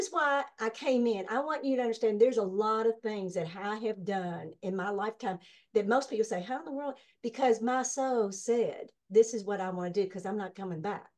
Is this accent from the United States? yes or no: yes; Kentucky, United States; I was born and raised here